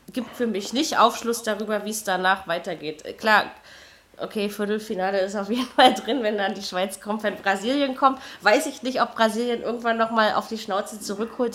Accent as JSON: {"language": "German", "country": "Germany", "said": "als Deutscher"}